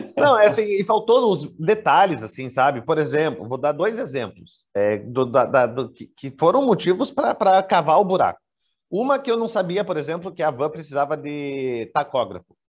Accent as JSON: {"language": "Portuguese", "country": "Brazil", "also_born_or_lived": "Nova Andradina, Mato Grosso do Sul / Curitiba", "said": "no meu país de origem"}